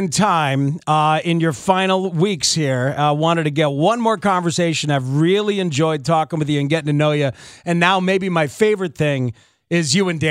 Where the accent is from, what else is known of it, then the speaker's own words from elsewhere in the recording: New Jersey, United States; And I grew up in Jersey, Angelo.